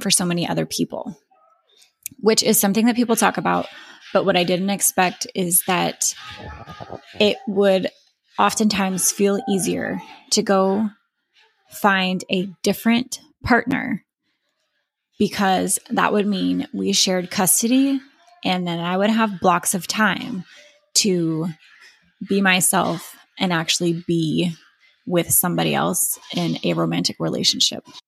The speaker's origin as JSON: {"language": "English", "country": "Philippines", "said": "I am Filipina"}